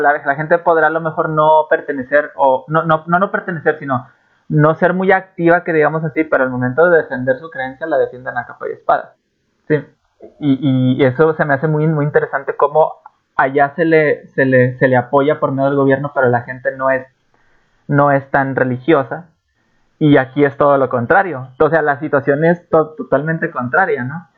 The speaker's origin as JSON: {"language": "Spanish", "country": "Mexico", "said": "yo soy de México"}